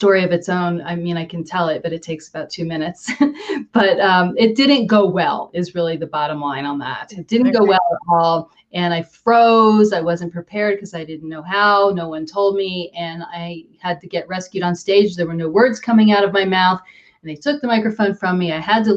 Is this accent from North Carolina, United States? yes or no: no; Hopewell, New Jersey, United States; also born or lived in New York; now in Denver, United States; I grew up in a small town in central New Jersey called Hopewell